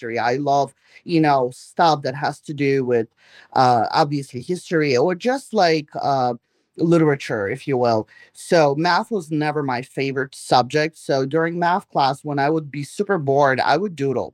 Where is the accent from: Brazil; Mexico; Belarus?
Belarus; first language Russian; English is a second language; also born or lived in New York, United States; now in Florida, United States; I was born in Belarus, came here 30 years ago, lived in New York for 30 years.